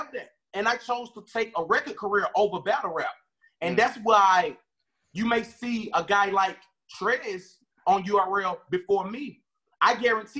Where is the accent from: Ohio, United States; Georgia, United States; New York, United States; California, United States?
Georgia, United States; Atlanta; I'm from Atlanta, Georgia